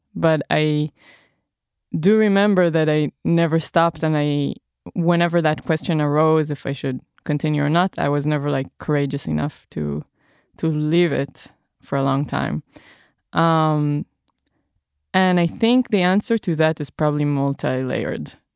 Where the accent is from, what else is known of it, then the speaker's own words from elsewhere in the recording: Israel; moved away; I'm from Israel